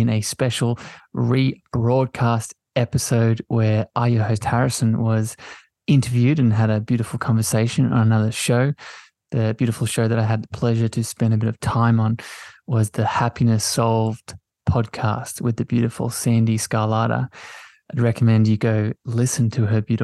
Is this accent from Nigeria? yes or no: no; Australia; If it wasn't obvious by the lovely accent, I'm from Australia. I live down under on the East Coast.